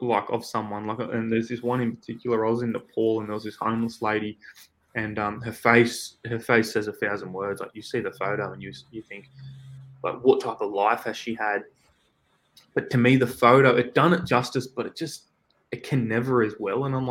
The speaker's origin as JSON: {"language": "English", "town": "Newcastle", "region": "New South Wales", "country": "Australia", "tie": "born or raised there", "moved": "as an adult", "lives_now": "Sydney, Australia", "said": "here in our hometown in Newcastle, but we're about 2 hours away from Sydney, where I'm living at the moment."}